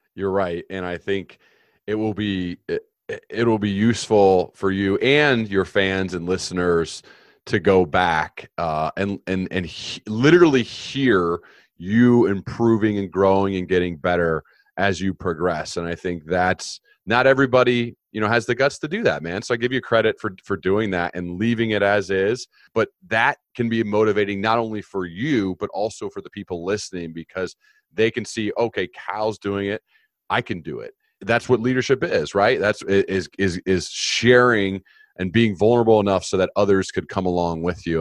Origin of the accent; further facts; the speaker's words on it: United States; I was born in the United States.